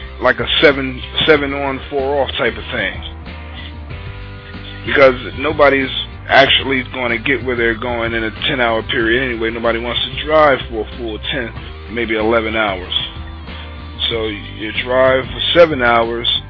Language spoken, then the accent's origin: English; Newark, New Jersey, United States; I'm from Newark, New Jersey